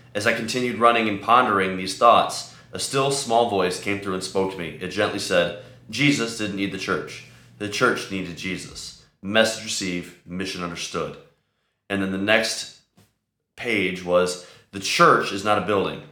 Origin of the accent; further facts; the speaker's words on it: Chicago, Illinois, United States; I'm from Chicago